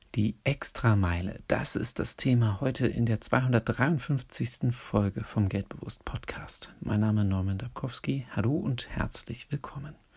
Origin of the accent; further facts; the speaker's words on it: Berlin, Germany; in Berlin, meiner Geburtsstadt, in der ich aufgewachsen und zur Schule gegangen bin